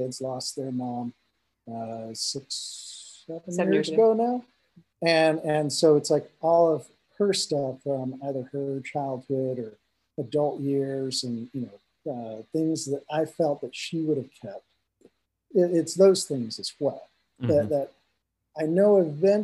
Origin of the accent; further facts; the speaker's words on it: Salt Lake City, Utah, United States; moved away as an adult; I grew up in Salt Lake City, Utah